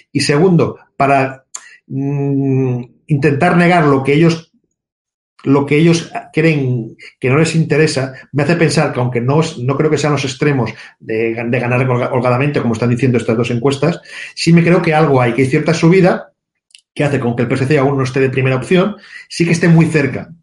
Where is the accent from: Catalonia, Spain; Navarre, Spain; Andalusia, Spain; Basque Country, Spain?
Catalonia, Spain